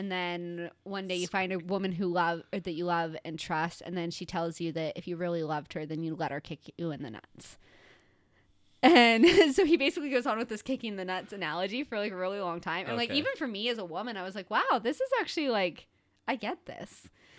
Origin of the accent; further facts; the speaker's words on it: Chicago, Illinois, United States; I'm from Chicago.